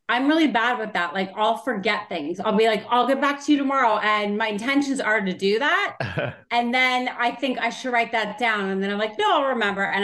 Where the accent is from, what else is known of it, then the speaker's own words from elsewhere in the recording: Canada; Well, I mean, I started when I was like 18.